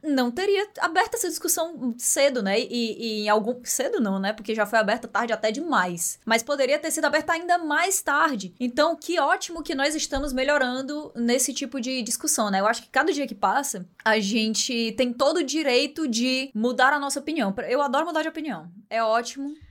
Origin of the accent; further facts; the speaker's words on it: Ceará, Brazil; accent: cearense; eu sentia muito essa necessidade de tentar mascarar muito o meu sotaque em vários momentos, porque existia um estranhamento ainda muito grande com o sotaque cearense